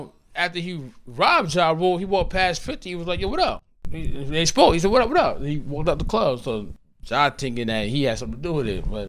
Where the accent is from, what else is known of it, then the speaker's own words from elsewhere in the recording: New York City, New York, United States; See, I come from Hollis, Queens.